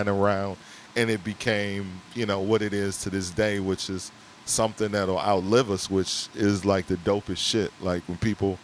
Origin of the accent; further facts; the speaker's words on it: Milwaukee, Wisconsin, United States; now in Chicago, United States; I come from Milwaukee, so I know what radio is like outside of Chicago